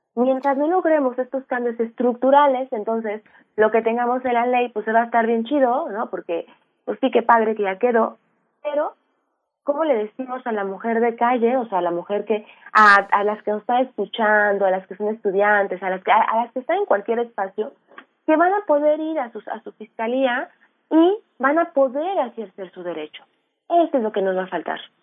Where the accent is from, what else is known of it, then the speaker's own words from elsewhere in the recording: Aguascalientes, Mexico; yo soy de Aguascalientes